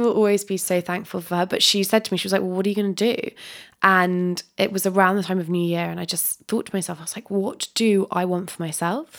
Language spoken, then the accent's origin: English; Dorset, South West England, United Kingdom; I live, I grew up in Dorset